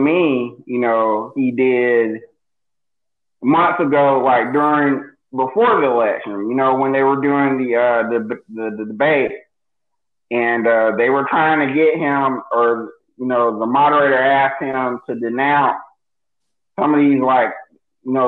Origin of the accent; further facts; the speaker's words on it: United States; It's rough living in America